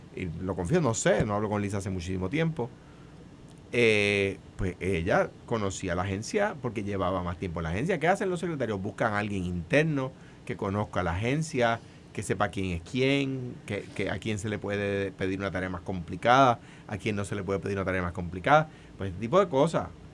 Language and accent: Spanish; Puerto Rico; accent: jíbaro (Puerto Rican); yo hablo jibarao